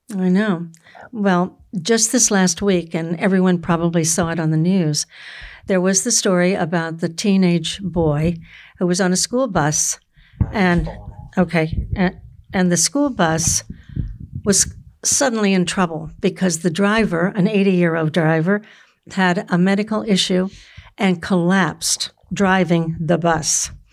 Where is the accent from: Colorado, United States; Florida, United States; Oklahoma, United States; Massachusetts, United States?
Florida, United States; I grew up in Florida where you have really good oranges.